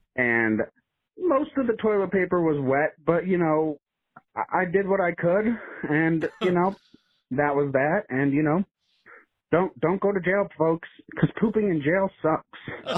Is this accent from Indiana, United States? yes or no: no; Chicago, Illinois, United States; I'm from the Chicago area